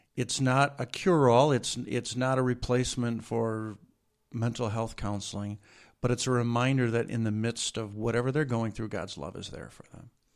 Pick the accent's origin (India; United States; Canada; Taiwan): United States; Washington, Michigan; also born or lived in Jackson, Michigan / Saint Paul, Minnesota; I grew up in a little town of Washington, Michigan, which is in northern Macomb County, about twenty-five, thirty miles north of Detroit